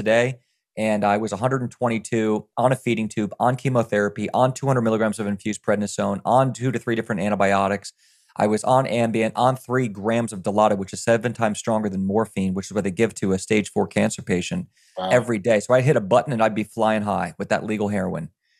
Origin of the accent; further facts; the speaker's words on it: Virginia, United States; I grew up in Virginia in the middle of the woods where I don't know where you're from, Scott, but I'm from the woods, dude.